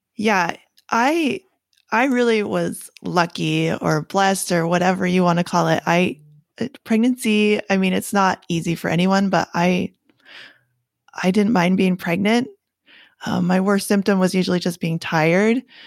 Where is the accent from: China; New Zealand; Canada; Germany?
Canada; now in United States; I'm from Canada, um, but I live in the States now